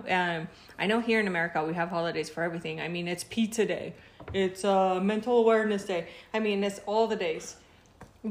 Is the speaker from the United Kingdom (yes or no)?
no; Mexico; now in United States; I'm Mexican, but I've been living in the United States since